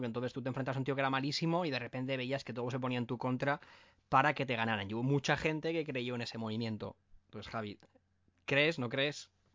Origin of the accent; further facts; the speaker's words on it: Valencia, Valencian Community, Spain; nosotros somos de Valencia